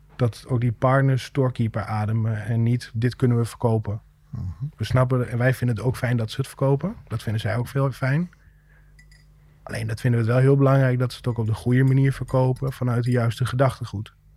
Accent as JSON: {"language": "Dutch", "town": "Rijssen", "region": "Overijssel", "country": "Netherlands", "tie": "born or raised there", "said": "hebben we sinds kort kantoor in Rijssen. Mijn, mijn thuisstad"}